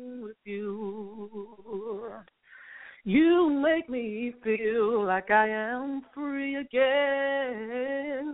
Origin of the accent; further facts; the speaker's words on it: St. Louis, Missouri, United States; now in Dallas, United States; am actually from St. Louis, Missouri, but I reside in Dallas, Texas.